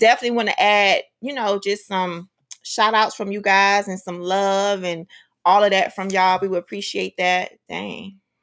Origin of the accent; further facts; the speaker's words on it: Miami-Dade County, Florida, United States; I grew up in Miami-Dade County, right? In the inner city